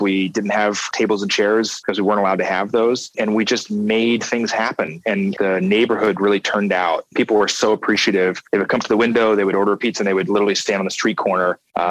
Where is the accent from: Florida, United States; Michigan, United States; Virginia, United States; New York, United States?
New York, United States; New York City; I get stuck in my head of being a New Yorker.